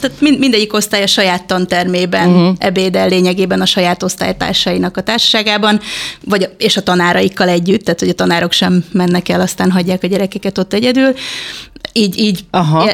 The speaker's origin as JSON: {"language": "Hungarian", "country": "Hungary", "moved": "yes", "said": "magyar vagyok elvileg"}